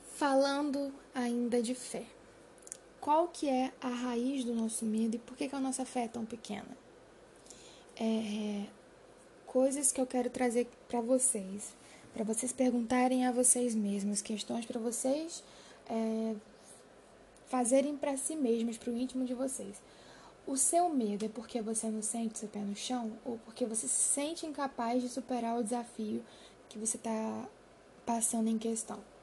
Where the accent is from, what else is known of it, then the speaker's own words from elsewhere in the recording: Macaé, Rio de Janeiro, Brazil; eu sou do Rio de Janeiro, é, cidade de Macaé